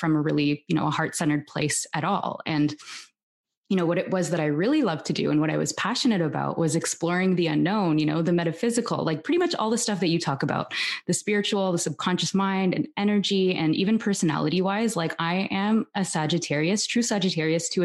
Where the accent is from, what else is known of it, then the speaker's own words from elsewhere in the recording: Toronto, Ontario, Canada; now in Barcelona, Spain; I'm originally from Toronto